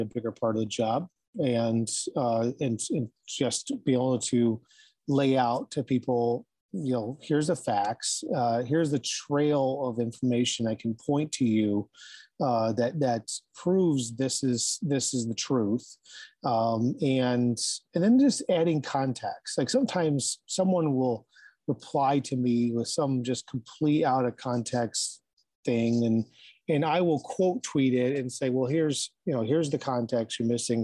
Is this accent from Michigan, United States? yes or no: yes; Ann Arbor, Michigan, United States; moved away as an adult; also born or lived in Springfield / Wilmington, Delaware; came back to Michigan, uh, where I grew up in the Ann Arbor area